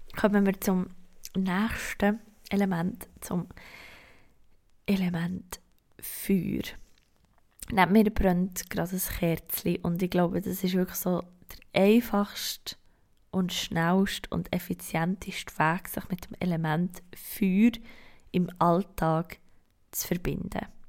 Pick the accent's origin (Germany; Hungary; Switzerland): Switzerland; bei uns in der Schweiz